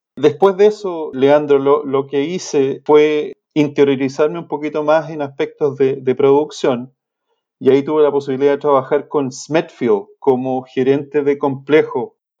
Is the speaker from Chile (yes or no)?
yes; Chile; moved away as an adult; also born or lived in Illinois, United States / Kansas, United States; Soy, soy de origen chileno, estudié agronomía